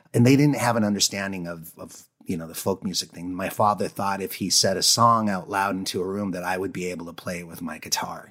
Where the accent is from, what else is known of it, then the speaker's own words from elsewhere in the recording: Presque Isle, Maine, United States; also born or lived in Minnesota / North Dakota; I grew up in Presqu'Al